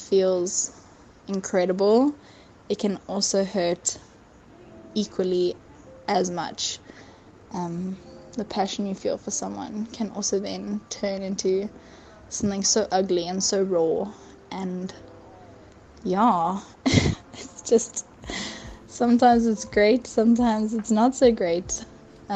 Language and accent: English; Johannesburg, Gauteng, South Africa; I am from Johannesburg, South Africa